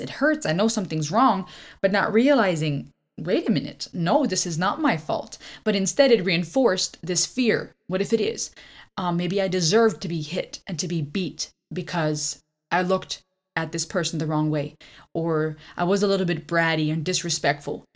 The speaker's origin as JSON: {"language": "English", "town": "Karlsruhe", "region": "Baden-Württemberg", "country": "Germany", "tie": "born or raised there", "moved": "as an adult", "lives_now": "Georgia, United States", "said": "we grew up in Germany, our life was fairly average"}